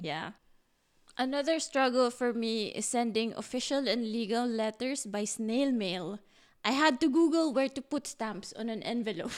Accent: Philippines; moved away as an adult; now in Berlin, Germany; a Filipino

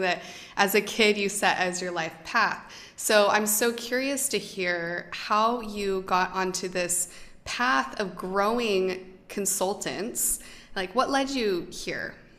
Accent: United States; I'm American

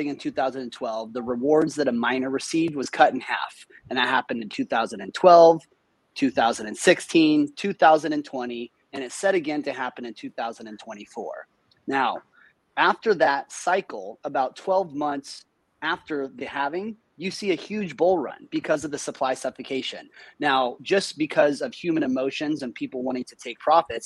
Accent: Nebraska, United States; I'm from Nebraska

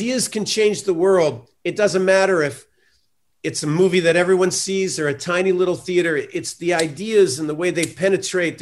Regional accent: Austin, Texas, United States; I'm from Austin

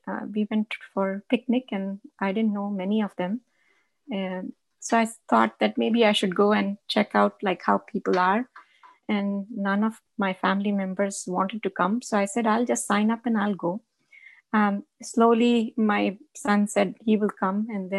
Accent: Rajasthan, India; So, but I did identify myself there as a Chom, a Rajasthani.

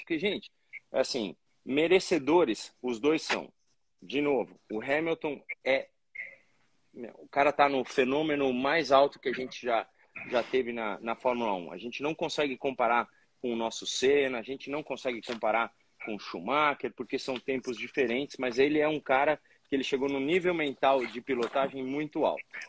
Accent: Brazil; somos brasileiros

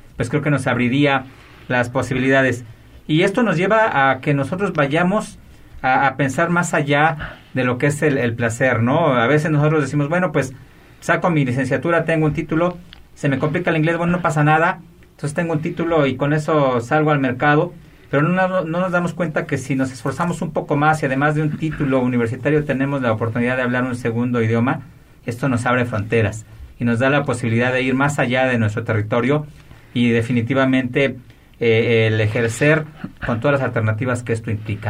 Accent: Mexico; como mexicanos

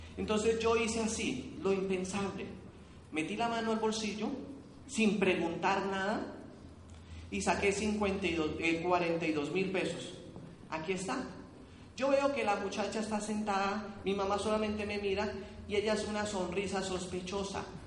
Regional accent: Cali, Valle del Cauca, Colombia; Yo soy aquí caleño

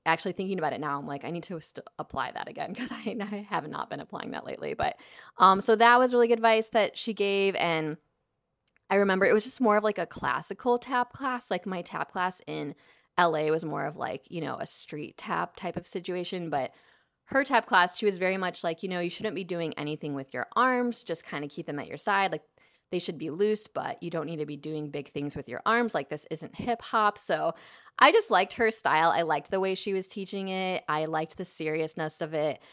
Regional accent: Chicago, Illinois, United States; now in Los Angeles, United States; I grew up in Chicago, but I grew up in the suburbs

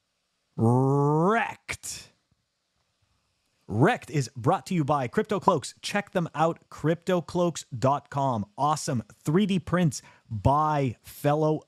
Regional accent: Canada; I'm from Canada

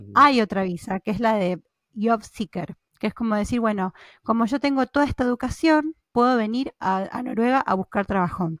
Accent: Argentina; now in Norway; yo soy de Argentina

